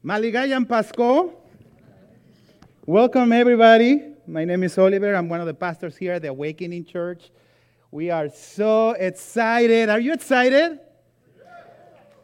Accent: Mexico; moved away; I grew up in Mexico

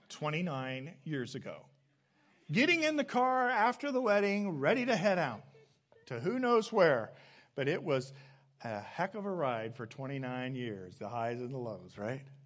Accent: Midwest, United States; I came back from some graduate studies uh, to my hometown

